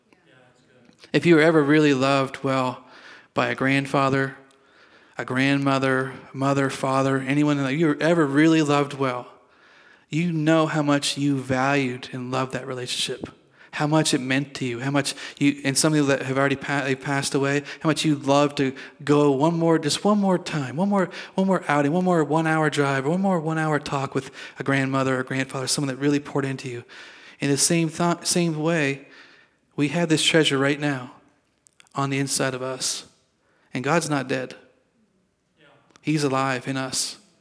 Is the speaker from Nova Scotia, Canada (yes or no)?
yes; Sandford, Nova Scotia, Canada; moved away; I was born in Nova Scotia